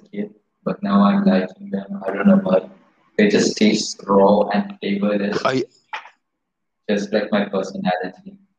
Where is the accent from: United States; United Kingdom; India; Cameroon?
India; I'm Indian.